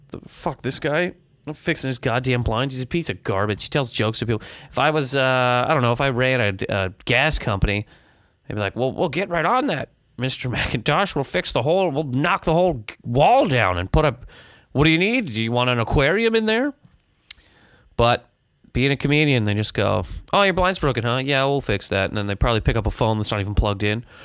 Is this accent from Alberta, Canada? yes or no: no; Halifax, Nova Scotia, Canada; now in New York City, United States; I'm in Halifax, Nova Scotia. My hometown